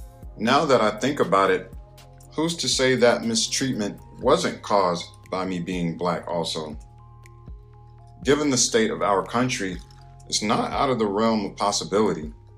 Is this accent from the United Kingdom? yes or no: no; North Carolina, United States; If you don't know my story, I'm originally from North Carolina. I started experiencing sight loss when I was 8 years old